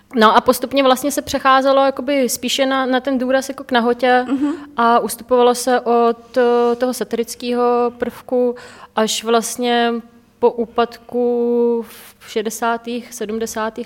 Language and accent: Czech; Czechia; u nás v Čechách